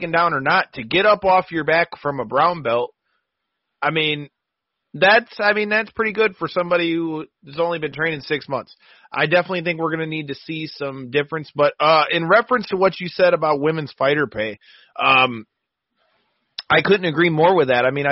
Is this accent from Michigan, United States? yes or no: yes; Michigan, United States; we come from Michigan